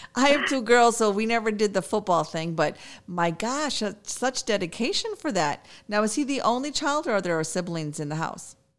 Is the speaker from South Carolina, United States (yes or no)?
no; Chicago, Illinois, United States; I'm from Chicago